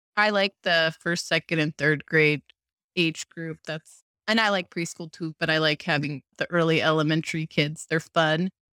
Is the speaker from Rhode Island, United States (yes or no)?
no; California, United States; I'm from California